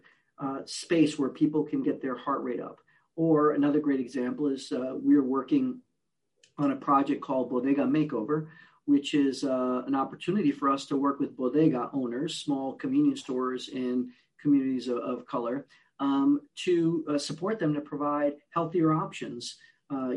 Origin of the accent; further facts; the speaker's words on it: Puerto Rico; moved away; also born or lived in New York City, United States / Newark, New Jersey, United States; I'm originally from Puerto Rico. I grew up in a bilingual, bicultural home.